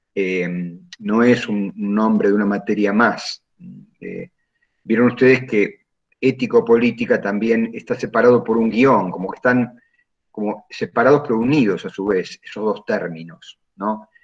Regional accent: Junín, Buenos Aires Province, Argentina; also born or lived in Lincoln; yo resido en Junín

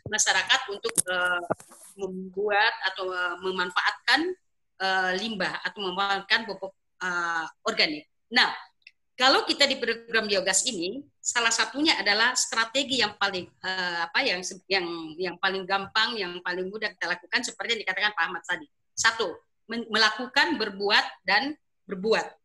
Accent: Makassar, South Sulawesi, Indonesia; khususnya di daerah saya sendiri di daerah Makassar itu wilayah-wilayah Sulawesi Selatan bagian selatan

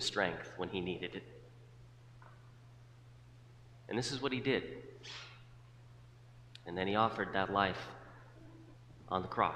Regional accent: South Dakota, United States; When I was growing up in South Dakota

